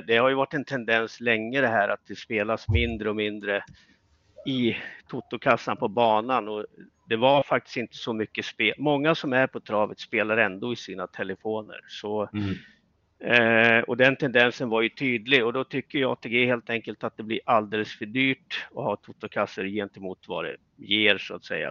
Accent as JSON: {"language": "Swedish", "town": "Östersund", "region": "Jämtland", "country": "Sweden", "moved": "as an adult", "said": "jag kommer ju från Östersund"}